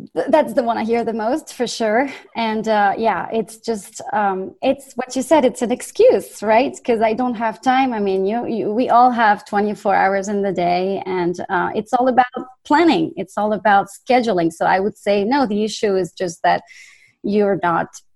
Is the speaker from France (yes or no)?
yes; France; accent: French; English is a second language; moved away; I'm originally from France. You probably hear the accent